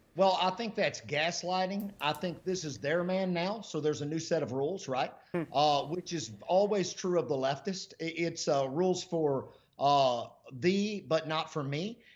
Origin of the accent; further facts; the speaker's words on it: United States; I'm an American